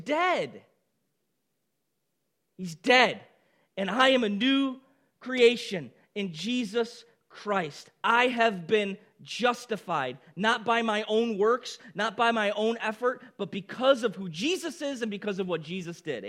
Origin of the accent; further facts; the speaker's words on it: Baldwinsville, New York, United States; moved away as an adult; also born or lived in Boston; We moved back to Baldwinsville, where I had grown up my whole life